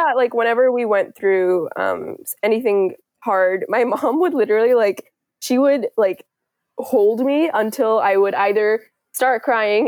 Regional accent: Richmond, British Columbia, Canada; also born or lived in India / Kuwait; we go to school in Richmond

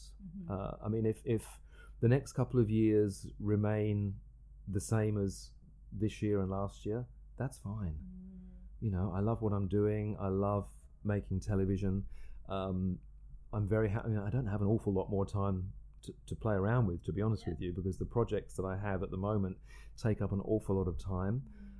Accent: England, United Kingdom; We're both English. We both have a very similar sense of humour.

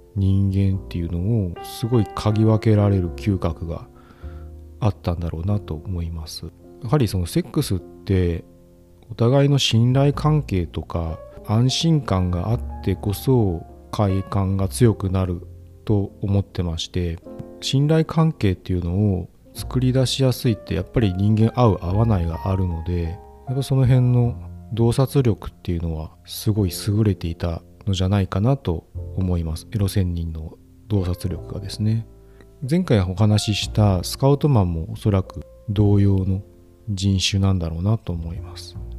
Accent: Fukuoka, Japan; 僕は生まれも育ちも福岡

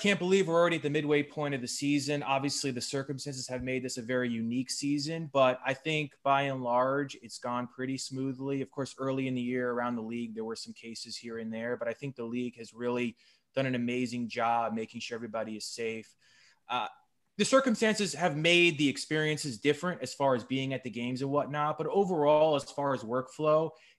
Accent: New Jersey, United States; moved away; I'm from New Jersey, so it was pretty much my neighboring school

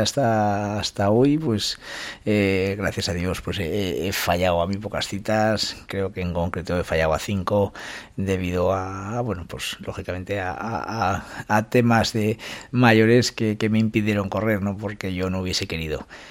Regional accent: Calahorra, La Rioja, Spain; mi pueblo, esa San Silvestre de Calahorra

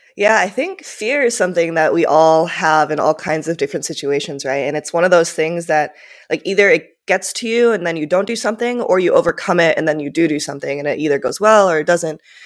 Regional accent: Minnesota, United States; first language Japanese; English is a second language; also born or lived in Tokyo, Japan; I grew up in Minnesota

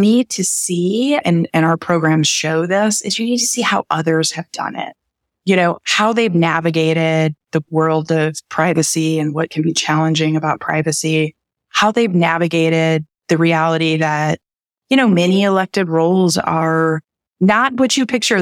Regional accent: Midwest, United States; I was born and raised in the Midwest

